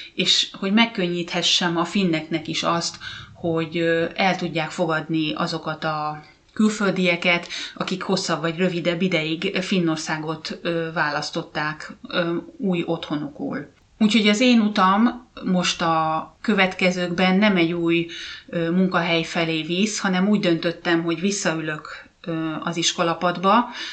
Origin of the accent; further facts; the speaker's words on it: Hungary; moved away as an adult; now in Finland; én meg magyar vagyok